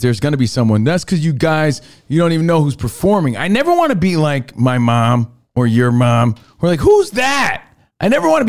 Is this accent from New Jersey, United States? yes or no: yes; New Jersey, United States; because I'm from Jersey.